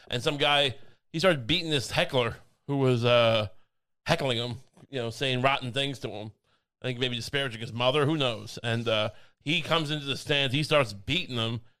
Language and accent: English; near Belmont Park, near Babylon, New York, United States; I grew up right near Belmont Park.